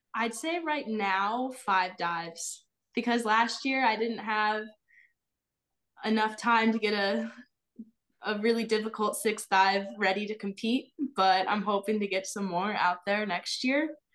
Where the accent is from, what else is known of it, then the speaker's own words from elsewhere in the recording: Illinois, United States; moved away; originally I'm from Illinois and I grew up as a dancer